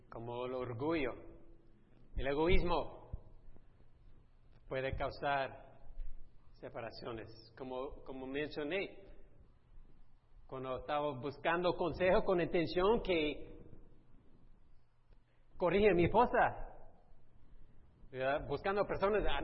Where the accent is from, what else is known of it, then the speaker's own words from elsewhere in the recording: Italy; en nuestra cultura, soy italiano, que yo sé que me parezco más americano, pero sí. En nuestra cultura, la cultura latina, italiana